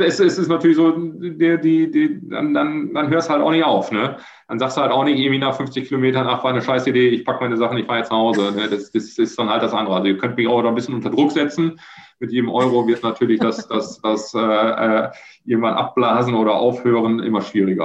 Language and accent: German; Germany; Dann hören sie erstmal nur den, den Deutschen und als ich dann Niederlands prate